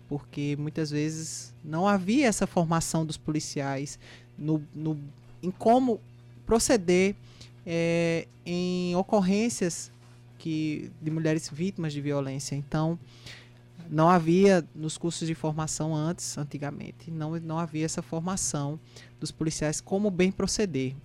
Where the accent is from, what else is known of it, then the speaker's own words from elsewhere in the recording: Campina Grande, Paraíba, Brazil; Campina Grande, minha terra natal